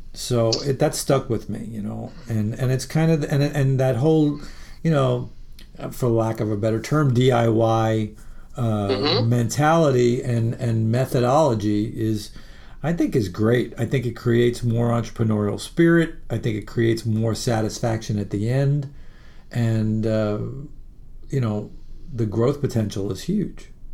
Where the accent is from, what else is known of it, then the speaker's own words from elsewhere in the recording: New York City, New York, United States; I was born in Jamaica, Queens, and it's all part of Queens.